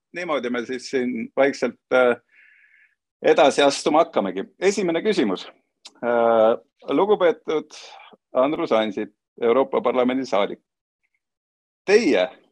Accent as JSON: {"language": "Estonian", "town": "Tallinn", "region": "Harju County", "country": "Estonia", "tie": "born or raised there", "said": "minu kodulinn Tallinn"}